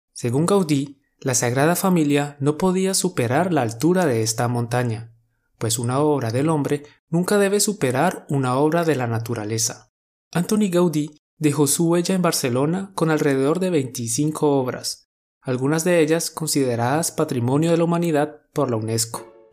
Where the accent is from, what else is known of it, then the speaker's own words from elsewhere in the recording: Colombia; Somos dos profes colombianos